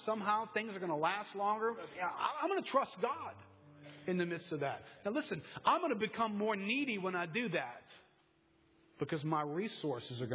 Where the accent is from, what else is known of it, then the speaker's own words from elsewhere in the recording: United States; I'm an American